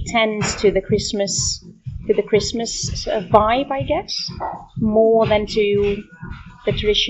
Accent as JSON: {"language": "English", "town": "Amsterdam", "region": "North Holland", "country": "Netherlands", "said": "I'm from Amsterdam, the Netherlands."}